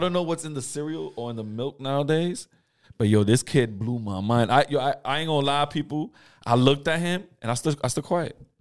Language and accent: English; United States; I've been here my whole life